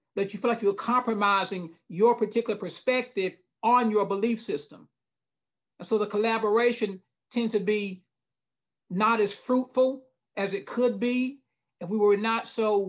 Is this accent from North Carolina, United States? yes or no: yes; Lumberton, North Carolina, United States; also born or lived in Douglas, Georgia; now in Charlotte, United States; I was born in Douglas, Georgia, Coffee County, a little small place. And then we moved to Lumberton, an even smaller place in Eastern North Carolina